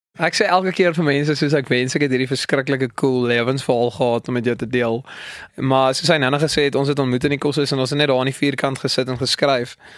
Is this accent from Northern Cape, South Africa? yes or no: yes; Kimberley, Northern Cape, South Africa; moved away as an adult; now in Potchefstroom, South Africa; Ek kom van Kimberley af